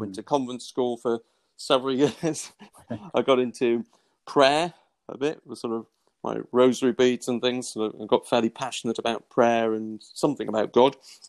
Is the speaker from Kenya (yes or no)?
no; Wallsend, North East England, United Kingdom; I'm a Geordie by background. I was brought up in the northeast in a town called Wall's End, part of Newcastle.